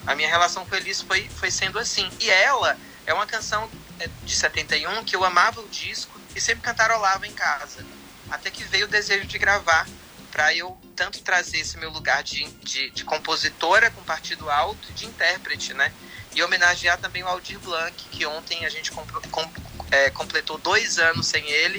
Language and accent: Portuguese; Vitória da Conquista, Bahia, Brazil; eu sou do sertão da Bahia